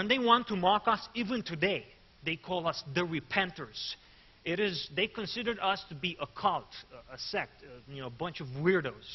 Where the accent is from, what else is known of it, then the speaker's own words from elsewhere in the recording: Arad, Arad County, Romania; I'm from Arad. That's where I live